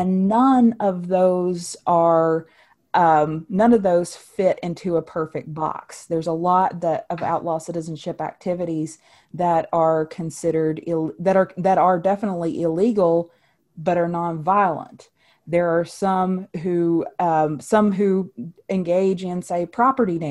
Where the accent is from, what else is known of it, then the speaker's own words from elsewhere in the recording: West Virginia, United States; in my home state of West Virginia